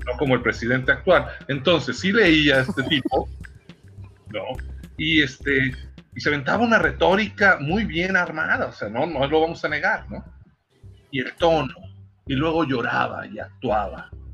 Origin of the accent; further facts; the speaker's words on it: Mexico; es nuestra maldición como mexicanos